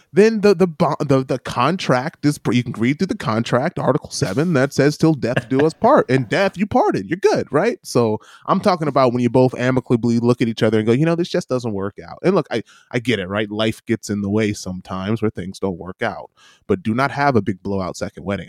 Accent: United States; now in New Zealand; being an American

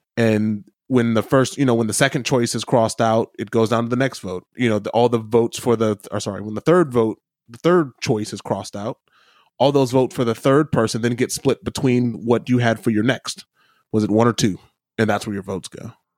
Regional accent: Midwest, United States; I grew up in the Midwest.

